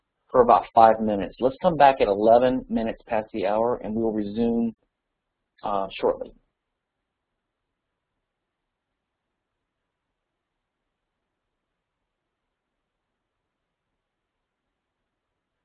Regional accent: Louisiana, United States; Louisiana, my home state

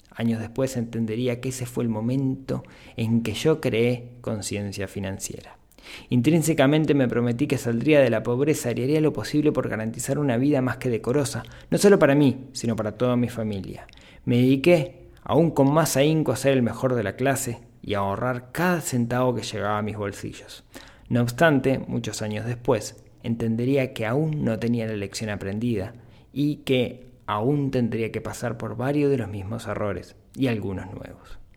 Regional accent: Colombia; Yo soy colombiano y por esos años, una mezcla de corrupción, violencia e inestabilidad económica se cernía sobre el país.

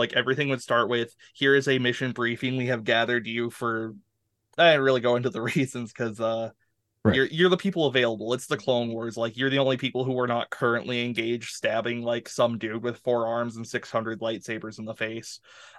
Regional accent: Canada; a hockey's my game as a Canadian, so I got nothing here.

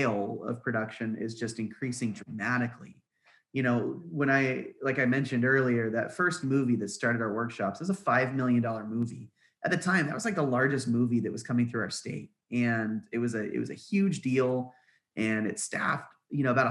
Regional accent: Norman, Oklahoma, United States; growing up in Norman, Oklahoma

